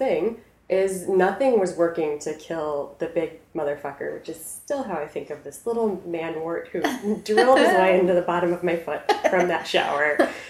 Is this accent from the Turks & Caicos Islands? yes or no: no; South Korea; So I grew up in South Korea. I lived in South Korea for 6 years. That's like where I went to middle school and high school.